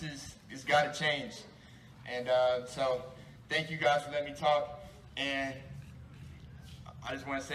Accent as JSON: {"language": "English", "town": "Norman", "region": "Oklahoma", "country": "United States", "tie": "born or raised there", "said": "I grew up here in Norman. Everywhere I go, I try to represent this city as best as I can."}